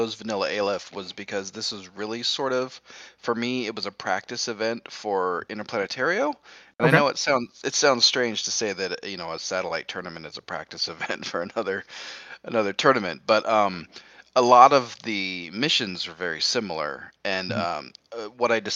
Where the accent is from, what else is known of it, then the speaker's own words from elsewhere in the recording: Maryland, United States; I'm from Maryland, so the Mid-Atlantic Infinity Travel Team, as we're called by our little local meta out here.